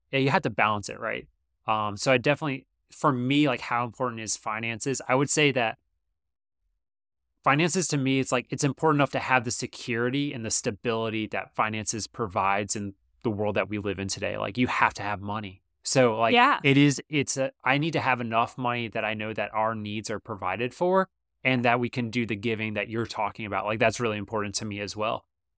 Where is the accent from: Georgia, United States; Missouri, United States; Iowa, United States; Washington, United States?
Georgia, United States; Well, I'm from Georgia, so I like